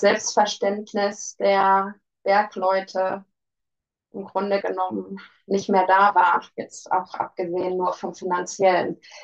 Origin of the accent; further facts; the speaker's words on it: Ruhr area, North Rhine-Westphalia, Germany; Ich komme aus dem Ruhrgebiet